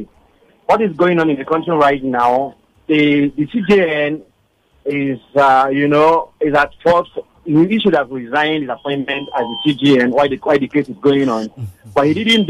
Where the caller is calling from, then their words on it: Surulere, Lagos, Nigeria; I'm calling from Surulere